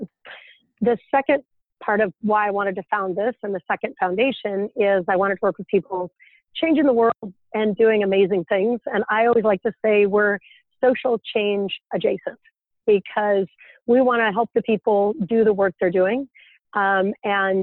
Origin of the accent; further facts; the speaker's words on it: Idaho Falls, Idaho, United States; moved away as an adult; also born or lived in Utah; I grew up in Idaho Falls, Idaho